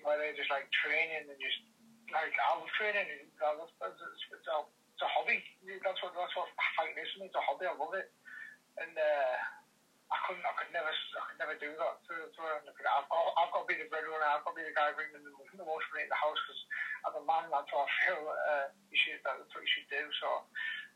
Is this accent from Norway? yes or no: no; Redcar, North East England, United Kingdom; I'm from Redcar myself, which is it's a small town